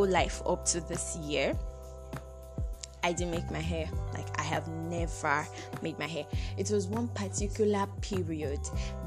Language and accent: English; Nigeria; I actually traveled out of my hometown